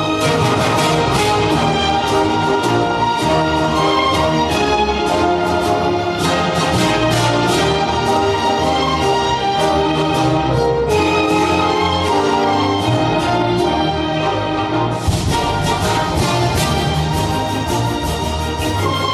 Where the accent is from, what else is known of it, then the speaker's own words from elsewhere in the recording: Texas, United States; moved away as an adult; now in Bethlehem, New Zealand; growing up in Texas and living in Texas